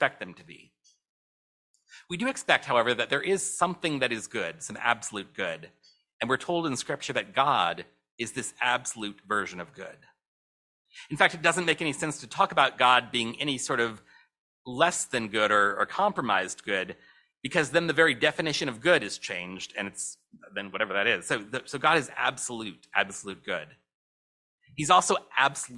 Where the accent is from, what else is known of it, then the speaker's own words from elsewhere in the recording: St. Louis, Missouri, United States; my hometown of St. Louis